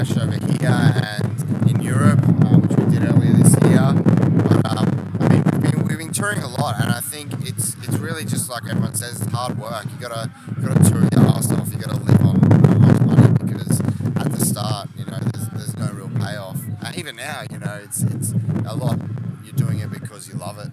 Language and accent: English; Melbourne, Victoria, Australia; We're from Australia, from Melbourne, which is kind of the bottom.